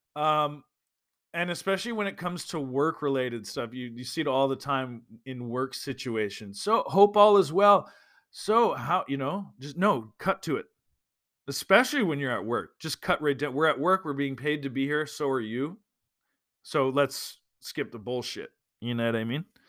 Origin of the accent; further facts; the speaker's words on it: Alberta, Canada; moved away; I'm from Alberta